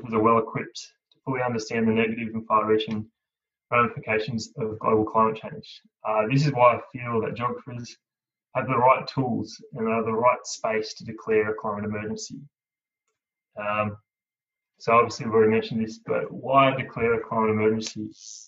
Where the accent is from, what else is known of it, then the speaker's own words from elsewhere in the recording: Cooma, New South Wales, Australia; I grew up on Ngarrio country. I'm from Cooma, the gateway to the Snowy Mountains